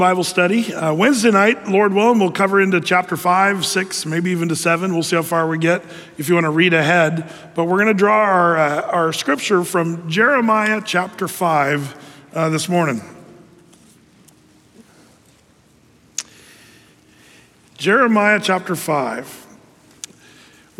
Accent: United States; a red-blooded American

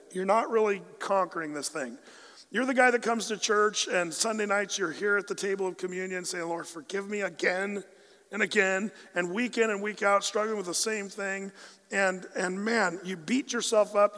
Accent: Southern Oregon, United States; we grew up in Southern Oregon

